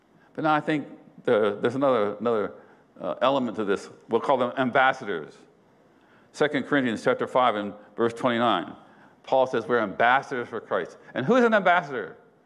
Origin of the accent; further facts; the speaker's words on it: United States; I'm an American